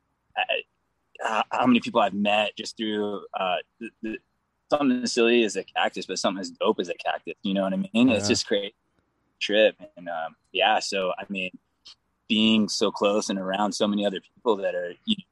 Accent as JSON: {"language": "English", "town": "Vista", "region": "California", "country": "United States", "tie": "born or raised there", "also_born_or_lived": "Oceanside, California", "said": "I honestly grew up in Vista. I went to Vista High, you know, Oceanside, all that stuff."}